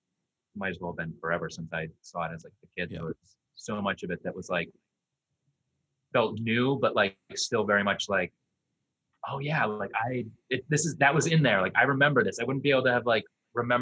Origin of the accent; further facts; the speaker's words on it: Vermont, United States; growing up in Vermont, you got winter.